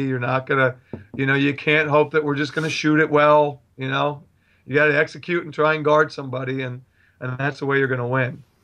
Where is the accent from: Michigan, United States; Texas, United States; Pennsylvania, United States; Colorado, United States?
Pennsylvania, United States; Bellefonte; moved away; I grew up with him because I'm from the State College area. I'm from Bellefonte